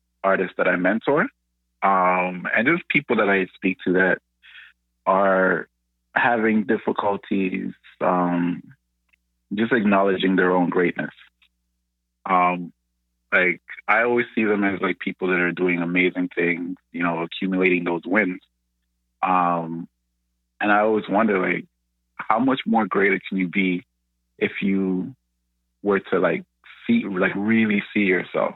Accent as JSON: {"language": "English", "town": "Toronto", "region": "Ontario", "country": "Canada", "tie": "born or raised there", "also_born_or_lived": "Ghana / France / Montreal"}